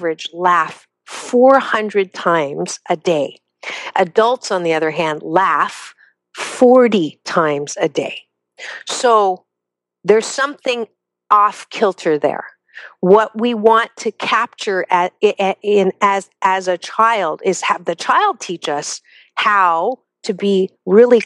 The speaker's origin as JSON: {"language": "English", "country": "United States", "said": "We're American"}